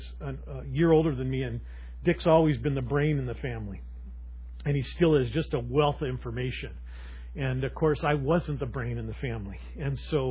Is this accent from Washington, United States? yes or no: yes; Seattle, Washington, United States; growing up in Ballard